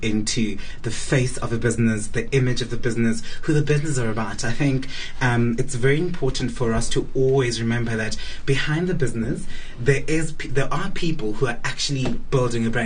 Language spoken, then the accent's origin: English; South Africa; I'm South African